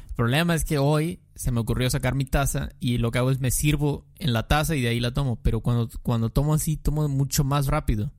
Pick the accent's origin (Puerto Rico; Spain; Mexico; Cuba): Mexico; also born or lived in southeast Mexico